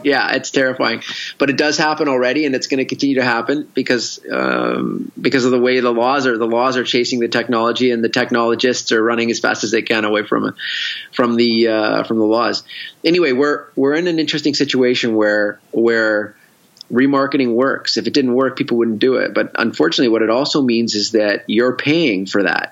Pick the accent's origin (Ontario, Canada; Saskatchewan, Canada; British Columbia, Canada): British Columbia, Canada; Victoria; now in San Diego, United States; I'm originally I'm originally from Victoria, from Canada